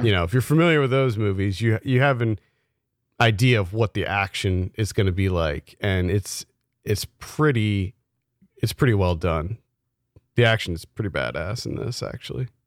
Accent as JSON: {"language": "English", "region": "South Central Pennsylvania", "country": "United States", "tie": "born or raised there", "said": "we grew up in South Central Pennsylvania"}